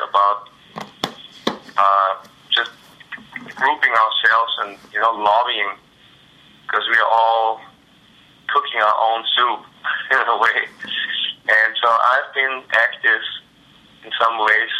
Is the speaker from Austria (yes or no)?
yes; Austria; now in Austin, United States; I'm from Austria